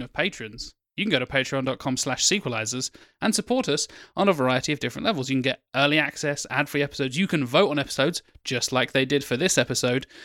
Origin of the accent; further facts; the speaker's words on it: Norwich, East of England, United Kingdom; I was born in Norwich